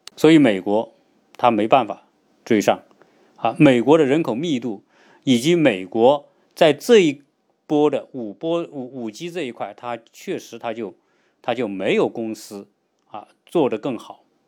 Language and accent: Chinese; China; 我们中国人